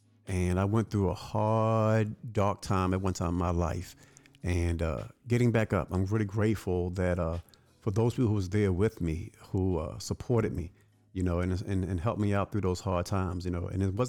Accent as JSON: {"language": "English", "town": "Baltimore", "region": "Maryland", "country": "United States", "tie": "born or raised there", "said": "Growing up in Baltimore, and we lived live in blocks, and majority of the people in our block were poor."}